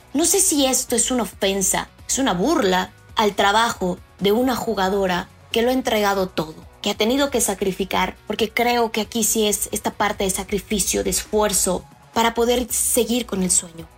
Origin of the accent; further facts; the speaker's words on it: Mexico; en nuestro país